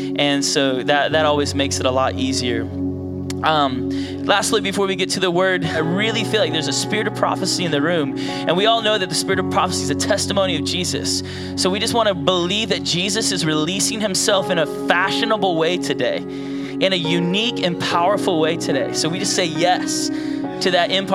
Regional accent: Virginia Beach, Virginia, United States; moved away as an adult; now in outside Washington, DC, United States; I'm from Virginia Beach area.

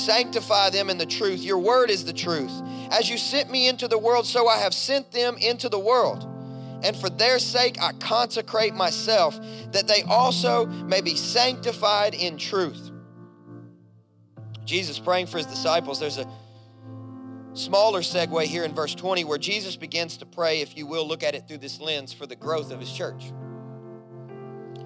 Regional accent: Kentucky, United States; I grew up in Kentucky, a coal mining town.

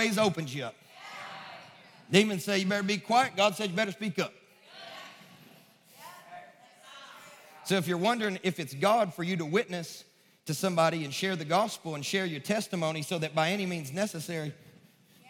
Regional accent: Kentucky, United States; now in Nashville, United States; I'm from Kentucky

